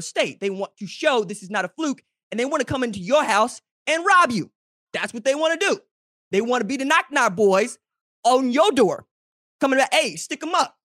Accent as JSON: {"language": "English", "region": "Oklahoma", "country": "United States", "said": "I'm from Oklahoma."}